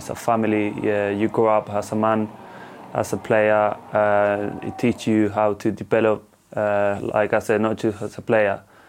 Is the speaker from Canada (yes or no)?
no; England, United Kingdom; English is a second language; It means everything. I grew up here. I learned English in UK. I got everything in UK.